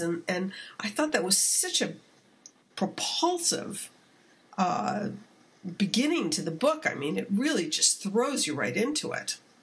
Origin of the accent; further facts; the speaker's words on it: California, United States; as a Californian